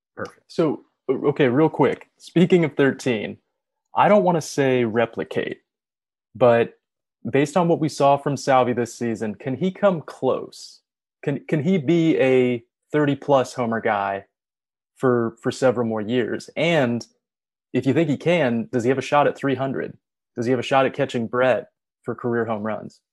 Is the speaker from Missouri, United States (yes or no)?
yes; Kansas City, Missouri, United States; growing up in Kansas City watching the Royals was not enjoyable